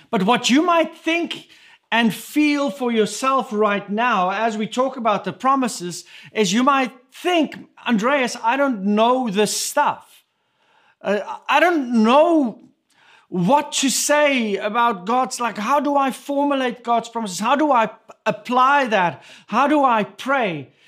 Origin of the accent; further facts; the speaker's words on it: South Africa; first language Afrikaans; English is a second language; moved away; my first language that, that I speak, that we speak in our home between Irma and myself is Afrikaans. But coming from South Africa